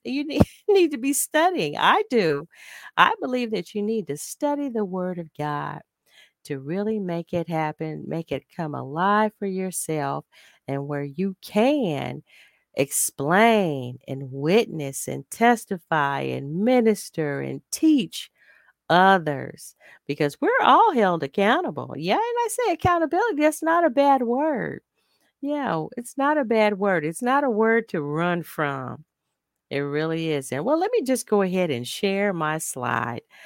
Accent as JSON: {"language": "English", "country": "United States", "said": "as an African-American woman"}